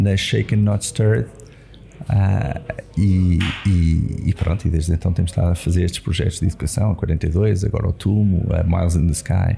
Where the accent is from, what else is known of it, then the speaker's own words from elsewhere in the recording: Lisbon, Portugal; cresci em Lisboa